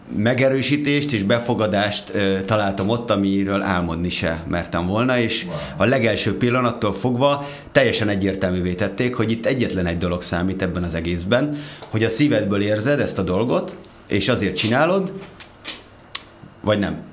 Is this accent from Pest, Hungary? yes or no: yes; Gödöllő, Pest, Hungary; moved away as an adult; also born or lived in Budapest; egy Gödölön nőttem fel, Budapestre költöztem